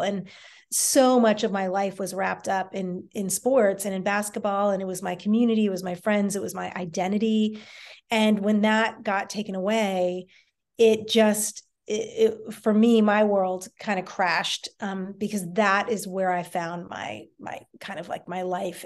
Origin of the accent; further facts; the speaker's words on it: D.C., Northern Virginia, United States; I grew up in the Washington, D C area in Northern Virginia, right outside D C